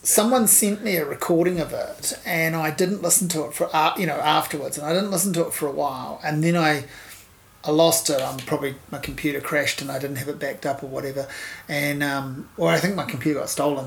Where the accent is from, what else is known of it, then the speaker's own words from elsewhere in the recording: Hawke's Bay, New Zealand; I grew up in Hawke's Bay